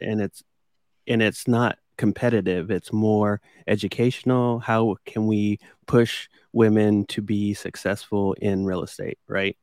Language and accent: English; Midwest, United States; growing up in the Midwest, that was what people did